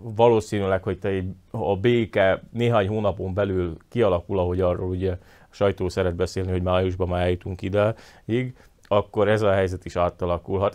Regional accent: Slovakia; akik e, magyarként Szlovákiában élünk

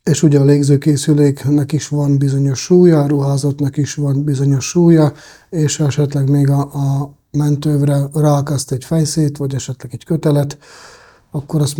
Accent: Český Krumlov, South Bohemian Region, Czechia; born there; A nagyon egyszerű a válasz, Csehországban születtem én is, és a bátyám is, és ilyen, ilyen

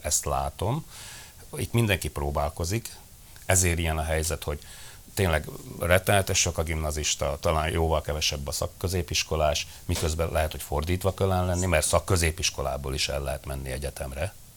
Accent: Felvidék, Slovakia; felvidéki közösségnek

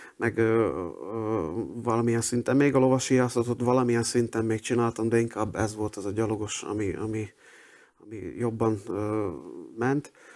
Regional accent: Dunajská Streda, Trnava Region, Slovakia; moved away as an adult; also born or lived in Budapest; Dunaszerdehen születtem, ott is nőttem föl

